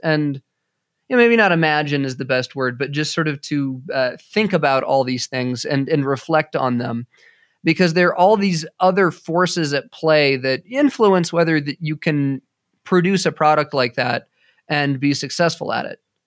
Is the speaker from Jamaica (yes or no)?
no; United States; I'm an American